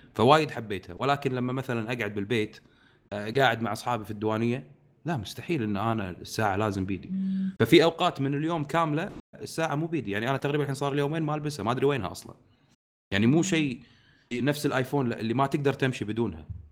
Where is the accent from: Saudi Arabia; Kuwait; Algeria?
Kuwait; عندنا بالكويت